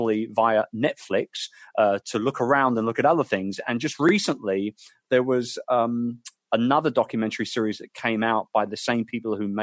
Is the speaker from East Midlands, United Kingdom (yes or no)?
no; London, United Kingdom; my hometown of London